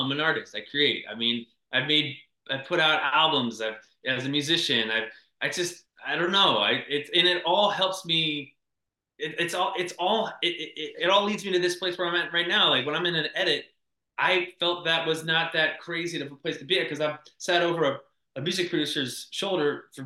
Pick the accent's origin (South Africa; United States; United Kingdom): United States; Midwest; I grew up in the Midwest in the 80s.